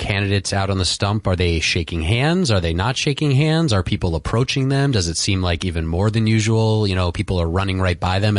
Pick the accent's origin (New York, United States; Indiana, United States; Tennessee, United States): New York, United States; New York City; also born or lived in Manhattan; I was born in Manhattan, but born and raised, so to speak, in Queens